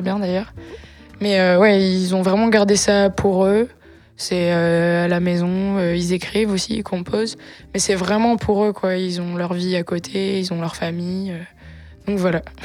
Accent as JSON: {"language": "French", "area": "Var", "region": "Provence-Alpes-Côte d'Azur", "country": "France", "said": "Var, à une heure de Nice, dans la campagne"}